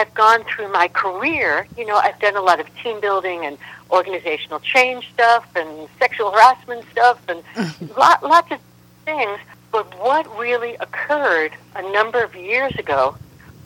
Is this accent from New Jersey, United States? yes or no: no; New York City, New York, United States; moved away as an adult; also born or lived in San Francisco; I was from New York City. I was a street kid